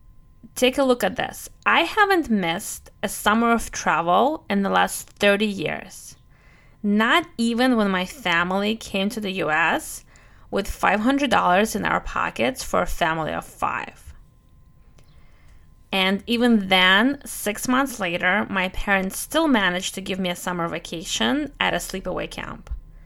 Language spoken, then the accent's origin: English; Russia; accent: Russian; English is a second language; also born or lived in Brooklyn, United States; my Russian accent plus my Brooklyn accent is not making it any easier to pronounce these